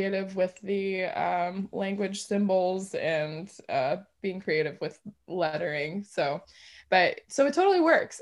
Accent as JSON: {"language": "English", "town": "Dearborn", "region": "Michigan", "country": "United States", "tie": "born or raised there", "said": "I'm from Dearborn, Michigan originally"}